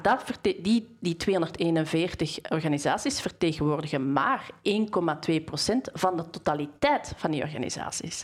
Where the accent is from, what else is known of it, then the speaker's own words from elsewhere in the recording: Bornem, Flanders, Belgium; ik kom uit Bornem